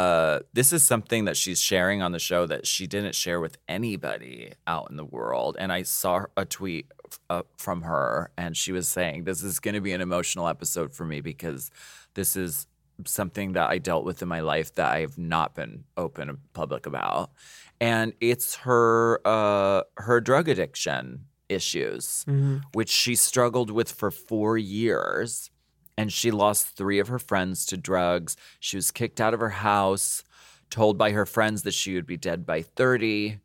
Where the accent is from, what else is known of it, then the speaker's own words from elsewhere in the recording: New York, United States; I'm Italian. New York Italian.